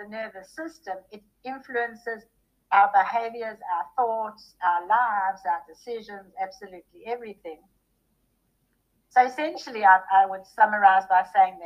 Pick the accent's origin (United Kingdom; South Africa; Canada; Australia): South Africa; moved away as an adult; now in Texas, United States; Growing up in South Africa during the apartheid era was a trauma for a very sensitive little girl like me